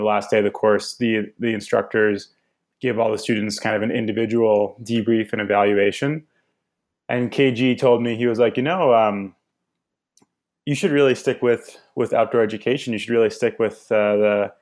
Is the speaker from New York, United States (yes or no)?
yes; New York City, New York, United States; I grew up in New York City